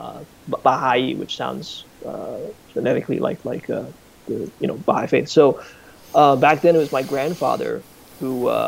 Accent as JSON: {"language": "English", "country": "China", "tie": "born or raised there", "also_born_or_lived": "Hawaii, United States", "moved": "yes", "said": "I was born in Hawaii, after that, when I was 5 or 6, naturally my parents wanted, well, especially my father, he was quite adamant that we should move to China."}